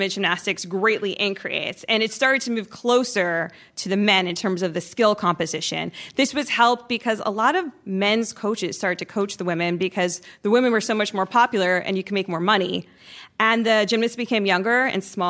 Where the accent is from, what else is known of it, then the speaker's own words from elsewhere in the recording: New York City, New York, United States; born and raised in Brooklyn